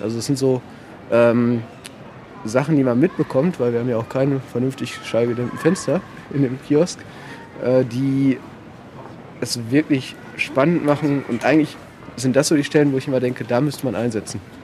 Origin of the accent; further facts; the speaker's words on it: Paderborn, North Rhine-Westphalia, Germany; also born or lived in Hamburg / France / South America; bin Paderborner, habe dann äh, ein bisschen studiert in Hamburg und Frankreich, Südamerika, bin dann wiedergekommen nach Paderborn